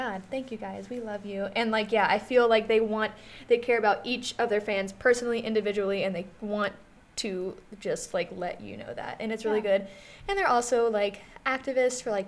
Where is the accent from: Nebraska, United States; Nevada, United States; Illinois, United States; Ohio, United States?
Ohio, United States; Cincinnati; I'm from Cincinnati, kind